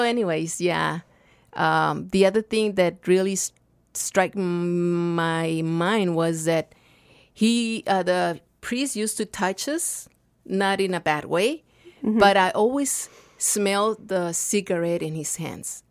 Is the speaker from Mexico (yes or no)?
yes; Nogales, Sonora, Mexico; English is a second language; moved away as an adult; also born or lived in Rio Rico, Arizona; now in Tucson, United States; I've born in Nogales, Sonora uh, 54 years ago